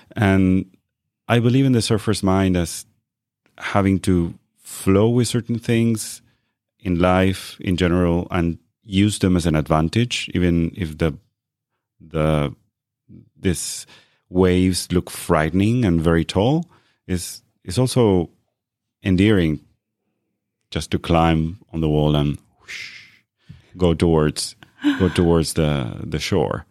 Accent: Argentina; now in Norway; I was born in Argentina.

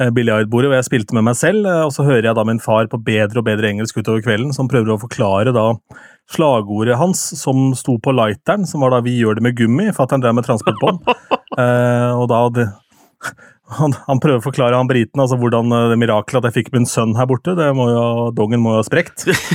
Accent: Lillestrøm, Akershus, Norway; min hjemby, eller min hjemkommune Lillestrøm

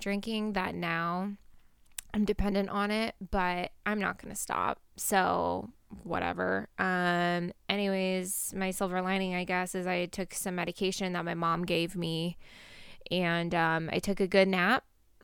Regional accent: Portland, United States; I grew up in Portland

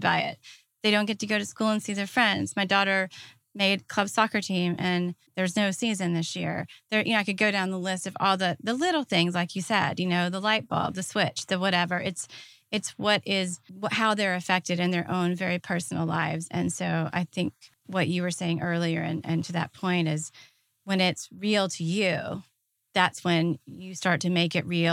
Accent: Deep South, United States; growing up in the Deep South

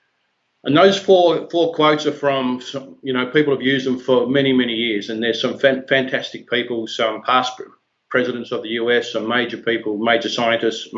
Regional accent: Hobart, Tasmania, Australia; a little hall in Glenorchy, which was the area which I grew up in Hobart in Tasmania

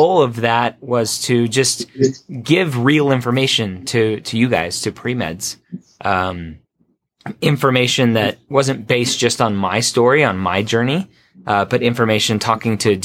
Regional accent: Redondo Beach, California, United States; moved away; also born or lived in Florida; I grew up in Redondo Beach, not too far away from you guys

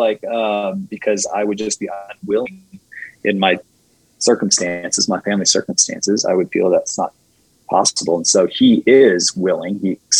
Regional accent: China; I mean, I grew up in China, so I know this

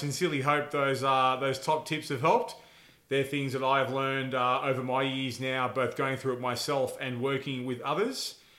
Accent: Texas, United States; Oh, yes. I'm from Texas.

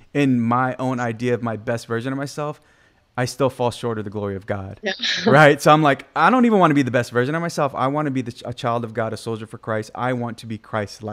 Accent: Guam; I'm from the island of Guam.

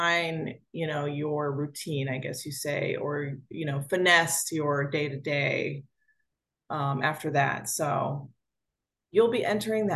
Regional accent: United States; accent: New Jersey or New York; My accent only comes, like, New Jersey or New York only comes out like heightened emotion

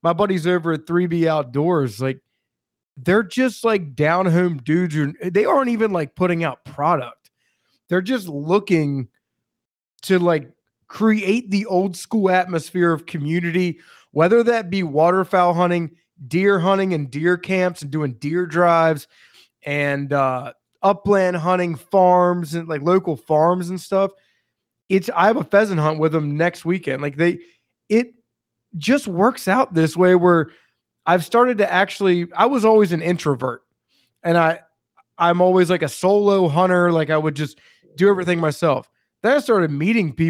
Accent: Maryland, United States; I'm from Maryland

